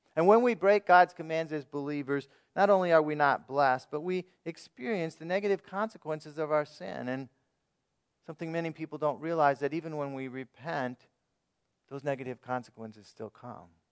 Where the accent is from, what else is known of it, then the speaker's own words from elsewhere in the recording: United States; as American citizens